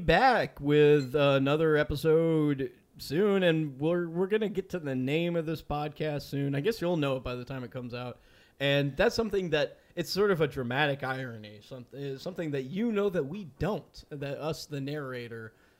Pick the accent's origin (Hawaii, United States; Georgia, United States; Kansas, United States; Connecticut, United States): Georgia, United States; Atlanta; I was born in Atlanta, Georgia on June 11th at night, sometime after 8 p.m. 1992. I am 30 years old.